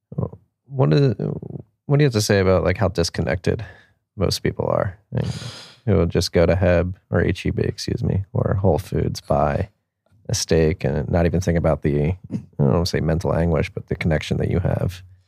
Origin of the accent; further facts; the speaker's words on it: Philadelphia, Pennsylvania, United States; now in Austin, United States; I'm from Philadelphia